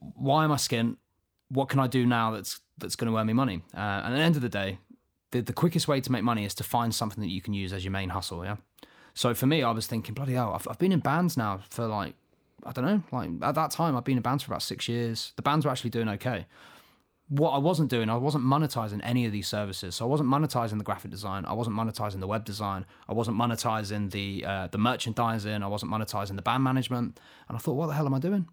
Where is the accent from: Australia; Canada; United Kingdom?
United Kingdom; Luton, East of England; I'm not from Manchester myself, although I am, I am, uh, I was born here in Luton